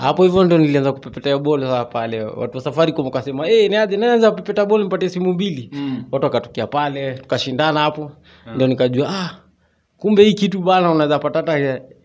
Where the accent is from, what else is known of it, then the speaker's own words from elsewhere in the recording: Nanyuki, Laikipia County, Kenya; now in Nairobi, Kenya; nimezaliwa mji wa nanyuki mm-hmm. ya kule nanyuki kule baridi kule huko ndio nimezaliwa so ya nikaja hapa hivi nairobi